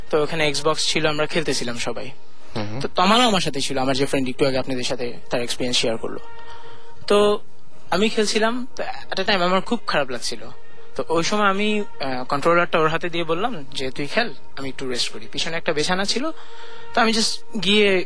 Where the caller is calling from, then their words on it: Khilgaon, Dhaka Division, Bangladesh; আমি খিলগা থেকে এসেছি